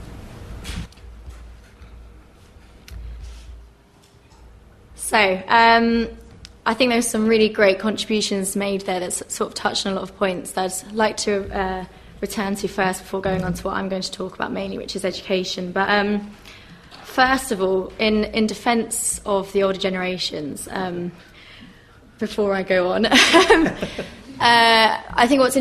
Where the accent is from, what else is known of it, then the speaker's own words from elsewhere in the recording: Crawley, South East England, United Kingdom; I'm from Crawley in Sussex.